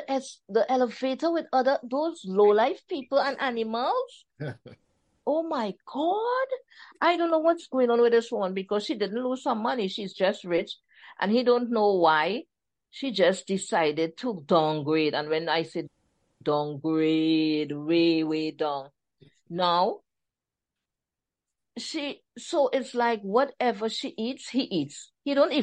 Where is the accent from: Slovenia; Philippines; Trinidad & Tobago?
Trinidad & Tobago; accent: Trini; my Trini accent